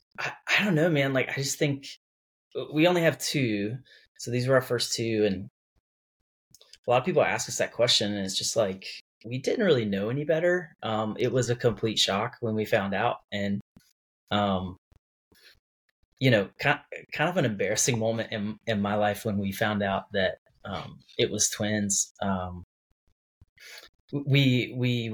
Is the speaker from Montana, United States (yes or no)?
no; North Carolina, United States; moved away as an adult; also born or lived in Whiteville, North Carolina / Gainesville, Florida; moved back to my home state and moved to Durham, North Carolina